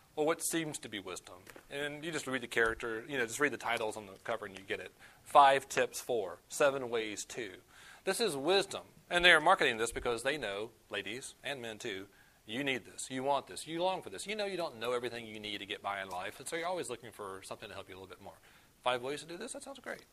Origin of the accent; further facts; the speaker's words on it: the South, United States; I'm from the South